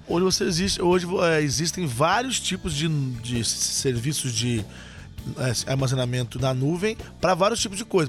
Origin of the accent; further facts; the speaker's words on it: Machado, Minas Gerais, Brazil; eu sou de Machado, Minas Gerais